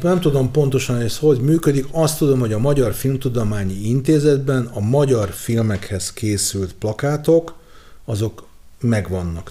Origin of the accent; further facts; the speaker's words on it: Budapest, Hungary; a zuglói vagyok, és a legközelebb a sport és a zugló mozi volt